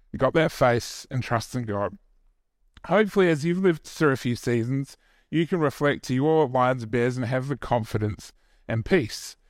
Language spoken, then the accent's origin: English; New Zealand; me being Kiwi